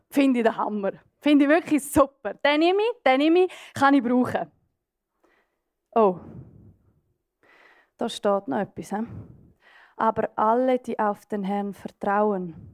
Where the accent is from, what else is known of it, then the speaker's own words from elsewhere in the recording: Graubünden, Switzerland; Ich bin auf einem Bauernbetrieb aufgewachsen in den Bündner Bergen.